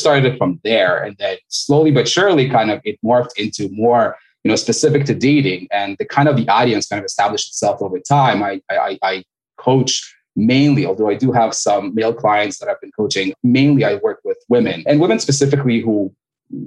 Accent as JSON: {"language": "English", "town": "Montreal", "region": "Quebec", "country": "Canada", "moved": "as an adult", "lives_now": "Florida, United States", "said": "I'm originally Canadian. I'm from Montreal. Originally, I've been doing back and forth for a little while, but based in Florida right now."}